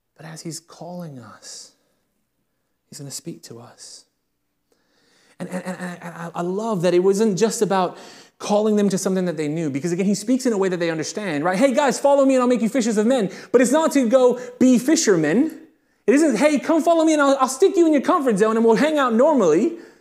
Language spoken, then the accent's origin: English; United Kingdom; I'm not American, I am British